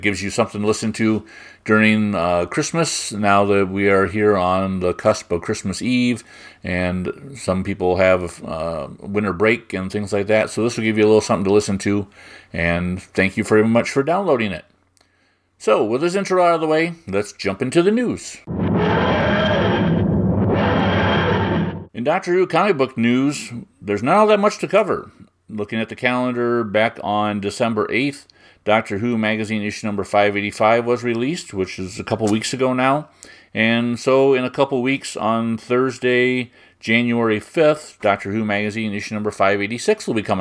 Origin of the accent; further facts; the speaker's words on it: United States; I'm American